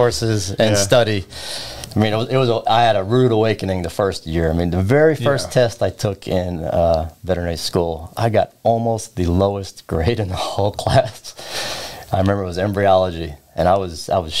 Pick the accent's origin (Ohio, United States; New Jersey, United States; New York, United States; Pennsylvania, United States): New York, United States; Long Island; I was born in Long Island, New York.